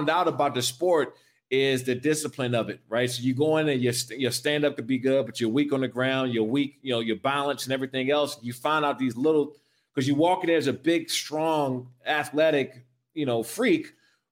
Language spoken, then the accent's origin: English; Prince George's County, Maryland, United States; moved away as an adult; I came from Prince George's County, Maryland